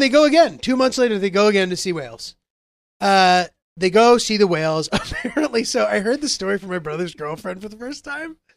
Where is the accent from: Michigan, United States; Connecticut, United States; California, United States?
Connecticut, United States; growing up in Connecticut